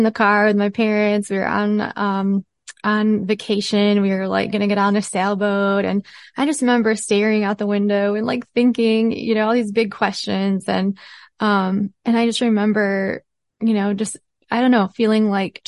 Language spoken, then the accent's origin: English; Michigan, United States; moved away as an adult; I grew up in Michigan, in beautiful Michigan near Lake Michigan